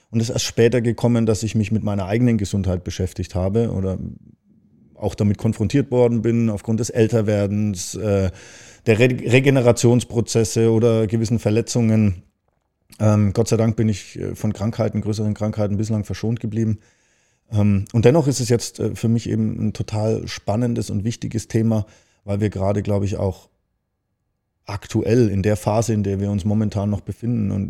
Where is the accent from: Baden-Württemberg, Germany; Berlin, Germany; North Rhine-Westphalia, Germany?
Baden-Württemberg, Germany; now in Hamburg, Germany; Ja, also ich komme aus dem Schwarzwald, bin ich jetzt hierher gezogen.